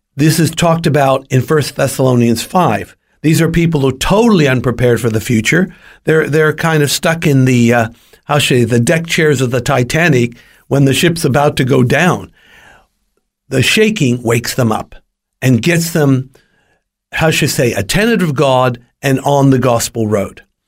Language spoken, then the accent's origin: English; California, United States; I was born and raised in California